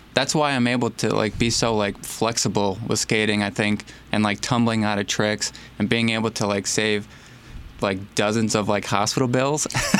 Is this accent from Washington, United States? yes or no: no; Howell, Michigan, United States; I was grew up in, well, I still live in Howell, Michigan, and you know, born and raised and all that stuff.